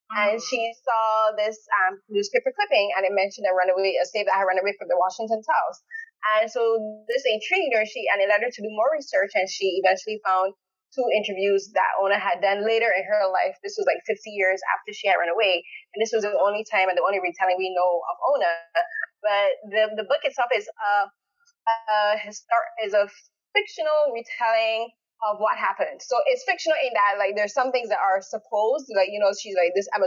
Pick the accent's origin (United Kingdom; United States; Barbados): Barbados; now in Canada; I live in Canada, but I'm born in Barbados.